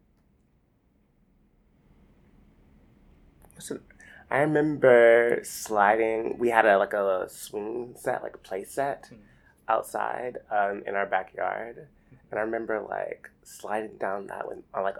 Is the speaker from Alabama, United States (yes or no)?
yes; Seale, Alabama, United States; also born or lived in Columbus, Georgia; I grew up in Seal, Alabama, so it's like 30 minutes away from Columbus. So rural Alabama, I grew up